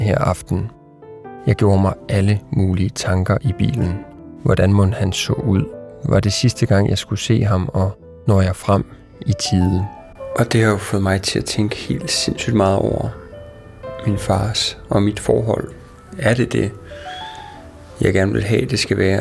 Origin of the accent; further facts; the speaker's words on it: Sønder Felding, Central Denmark Region, Denmark; moved away; i mit barndomshjem i Sønderfælling